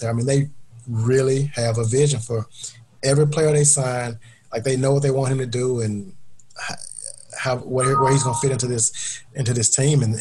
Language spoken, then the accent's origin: English; Mississippi, United States; I'm from Mississippi originally.